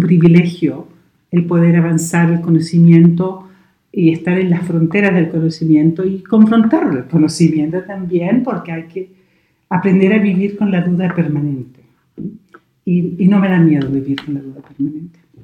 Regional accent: Chile; born or raised there; moved away as an adult; also born or lived in United Kingdom; now in Braga, Portugal

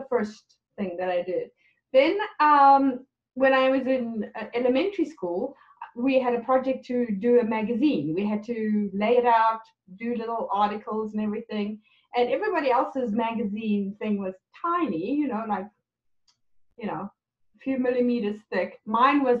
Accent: South Africa; moved away as an adult; now in Canada; I was born in South Africa, and in 1999, my husband and I immigrated to Canada

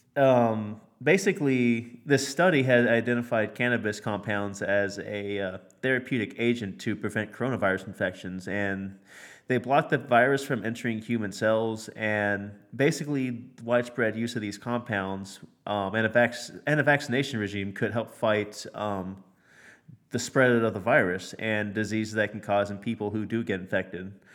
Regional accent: United States; I'm American

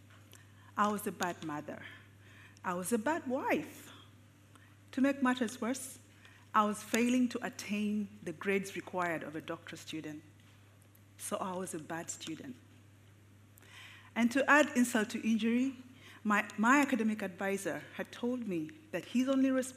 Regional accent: Uganda; I am a psychiatrist born and raised in Uganda.

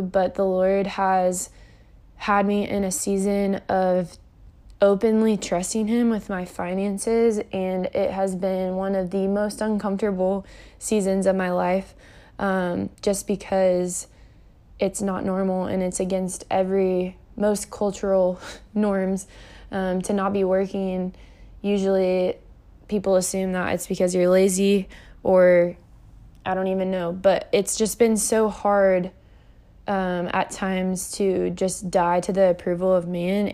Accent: Kansas City, Missouri, United States; also born or lived in Springfield, Missouri; I grew up in Kansas City, Missouri for nineteen years

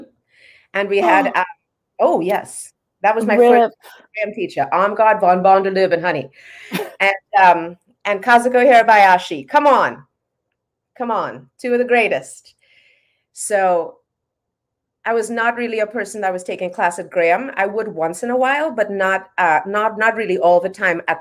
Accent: Trinidad & Tobago; I grew up in Trinidad in the Caribbean

